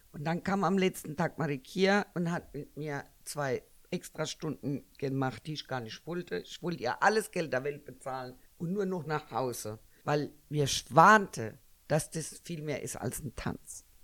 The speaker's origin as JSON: {"language": "German", "country": "Germany", "said": "ich bin ja eigentlich Deutsche."}